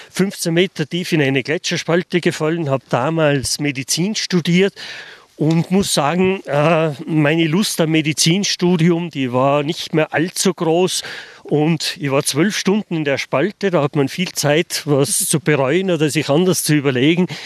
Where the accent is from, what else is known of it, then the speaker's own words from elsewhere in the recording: Fulpmes, Tyrol, Austria; Und genauso, ich bin aus Fulpmes.